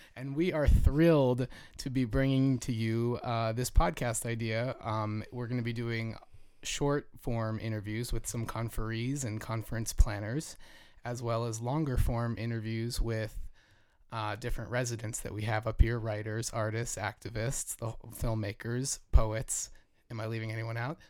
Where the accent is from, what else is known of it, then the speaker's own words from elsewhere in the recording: Jersey Shore, New Jersey, United States; moved away; I grew up on the Jersey Shore